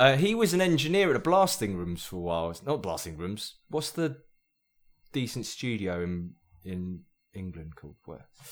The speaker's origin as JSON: {"language": "English", "country": "Myanmar", "also_born_or_lived": "Brighton", "moved": "yes", "said": "I'm from Burma"}